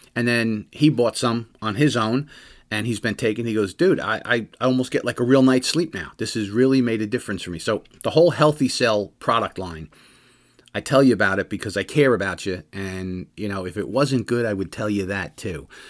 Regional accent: New Jersey, United States; I'm from Jersey

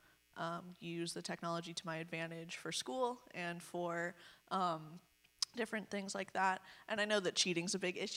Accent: Anaheim, California, United States; I'm from Anaheim, California

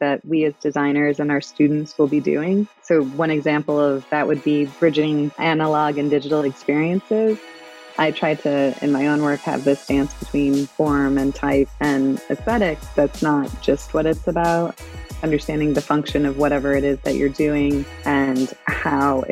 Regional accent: St. Louis, Missouri, United States; also born or lived in Illinois / Las Vegas; now in Virginia, United States; I'm originally from the Midwest, St. Louis specifically

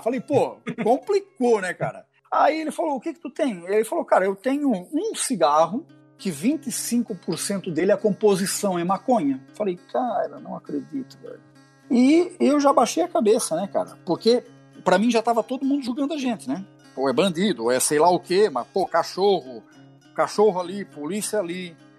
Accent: Camboriú, Santa Catarina, Brazil; sou lá de Camboriú, tô aqui infiltrado

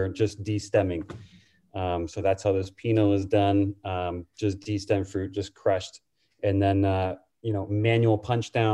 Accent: Sonoma, California, United States; I'm from Sonoma. I grew up on Broadway

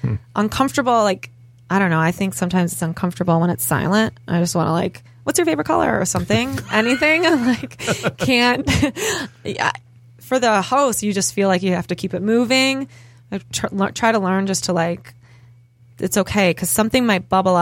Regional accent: Detroit, Michigan, United States; moved away; also born or lived in Chicago; this is my hometown, and I just want to start getting to know people again here. I have roots here in the city, and it's just I want to do the full production here in Detroit

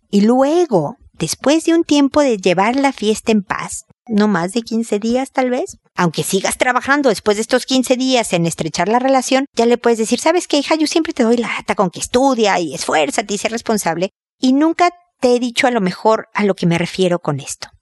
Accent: Mexico; moved away as an adult; also born or lived in United States; now in Chile; yo soy mexicana, vivo en Chile, antes viví también en Estados Unidos

